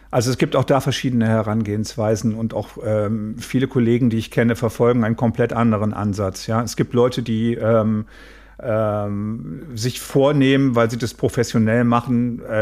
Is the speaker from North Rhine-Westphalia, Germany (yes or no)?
yes; Mülheim, North Rhine-Westphalia, Germany; also born or lived in Nordfriesland; ich komme ja aus Nordfriesland und da spielt auch ähm, Sörensen. Das ist für mich, obwohl ich in Mülheim groß geblieben bin, immer meine Heimat geblieben.